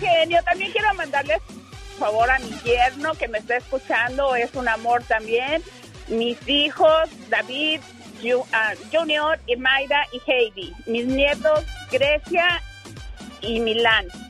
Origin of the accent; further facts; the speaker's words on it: Hidalgo, Mexico; moved away; los dos somos de Hidalgo.